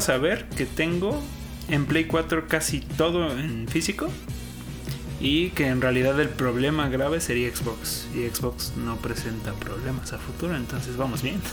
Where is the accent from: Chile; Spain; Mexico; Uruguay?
Mexico; la bandera que traemos como mexicanos